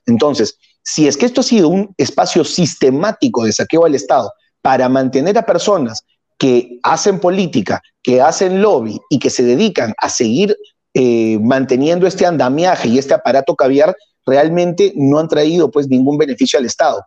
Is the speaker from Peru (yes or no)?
yes; Peru; como peruano